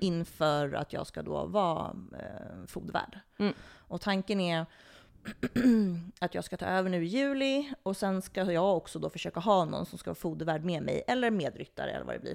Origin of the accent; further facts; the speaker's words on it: Botkyrka, Stockholm County, Sweden; jag är ju uppvuxen på Botkyrka ridssällskap